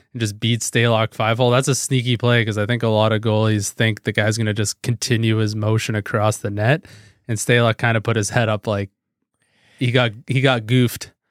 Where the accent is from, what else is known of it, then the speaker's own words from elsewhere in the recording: Canada; as a Canadian